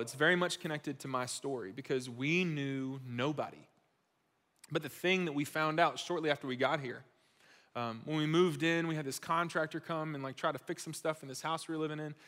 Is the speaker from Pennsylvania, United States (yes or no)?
no; Gwinnett County, Georgia, United States; I grew up in Gwinnett, uh, other side of Atlanta.